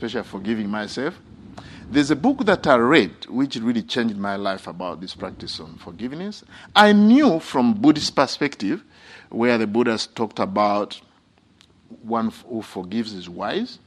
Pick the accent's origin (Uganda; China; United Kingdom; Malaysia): Uganda; moved away; when I was young, growing up in Uganda